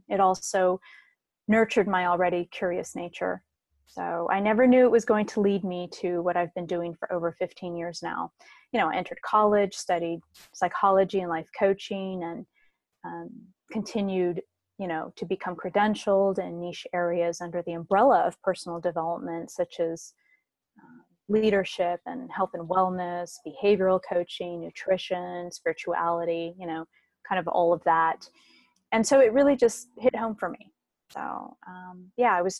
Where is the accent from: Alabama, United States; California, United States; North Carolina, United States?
California, United States; San Diego; was born and raised in Southern California, and I'm from San Diego